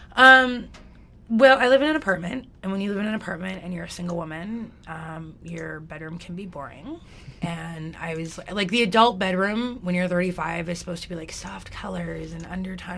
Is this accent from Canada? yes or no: yes; Alberta, Canada; also born or lived in Calgary; I grew up in White Rail, Alberta, which is like the Texas of Alberta.